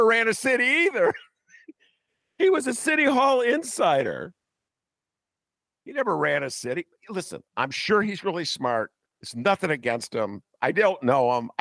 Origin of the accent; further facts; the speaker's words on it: Evanston, Illinois, United States; I grew up in Evanston